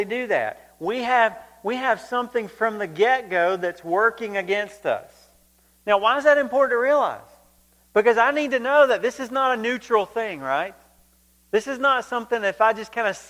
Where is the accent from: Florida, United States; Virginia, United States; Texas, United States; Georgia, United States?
Georgia, United States; growing up in Georgia